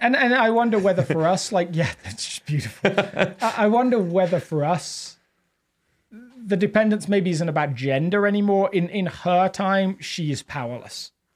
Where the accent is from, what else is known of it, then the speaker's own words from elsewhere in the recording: England, United Kingdom; accent: English; now in Littleton, United States; technically I'm an immigrant, but I don't feel like being from England